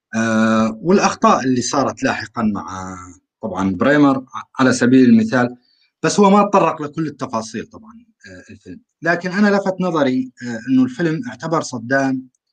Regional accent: rural Aleppo, Aleppo Governorate, Syria; انا من سوريا

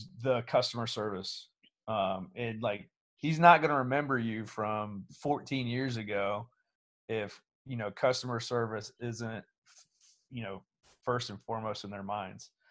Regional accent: Portsmouth, Ohio, United States; moved away as an adult; born and raised in Portsmouth before I went away from the military

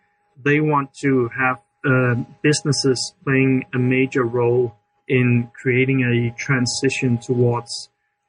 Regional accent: Denmark; I'm from Denmark

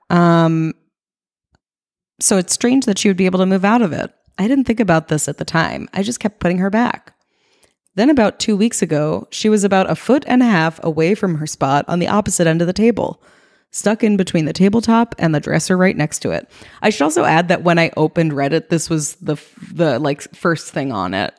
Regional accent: East Coast, United States; moved away as an adult; now in West Coast, United States; I grew up on the East Coast.

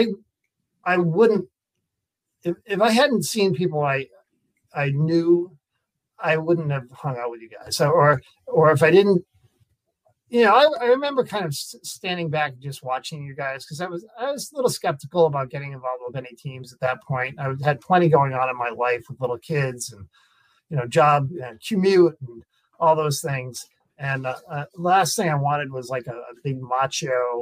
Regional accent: Foxborough, Massachusetts, United States; now in Concord, United States; I grew up in Foxborough, Mass

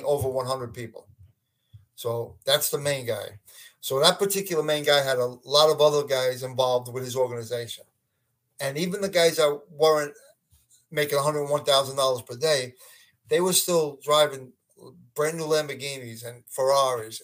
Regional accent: Brooklyn, New York, United States; growing up in Brooklyn with the mob guys and then becoming a cop

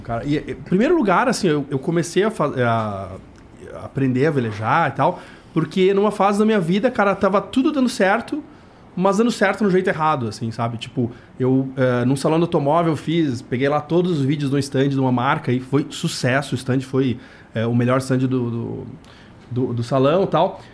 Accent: Rio Grande do Sul, Brazil; moved away; eu sou do Rio Grande do Sul, cara, e lá é muito normal esse tipo de nome

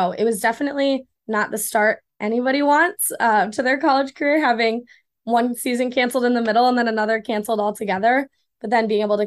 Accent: Ann Arbor, Michigan, United States; I'm from Ann Arbor

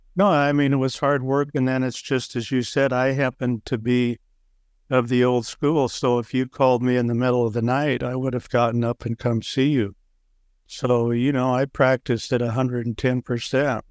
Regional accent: Waukee, Iowa, United States; Waukee, Iowa, which, at the time I grew up, was a small farm town west of Des Moines

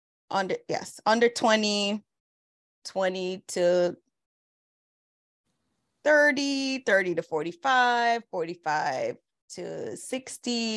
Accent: Jamaica; moved away; In Jamaica, Valentine's Day was a thing for real. Growing up, it was a whole thing

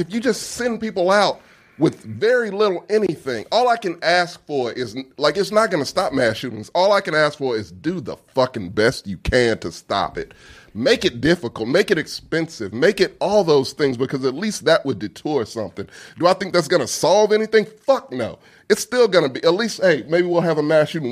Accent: Texas, United States; I'm from Texas.

